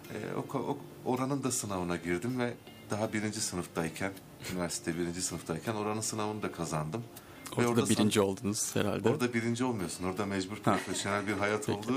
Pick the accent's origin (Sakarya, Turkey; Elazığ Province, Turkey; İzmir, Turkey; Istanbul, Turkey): Elazığ Province, Turkey; Elazığ; moved away as an adult; also born or lived in Erzurum; now in Ankara, Turkey; gelenekten gelen bir sanatçıyım, Elazığlıyım.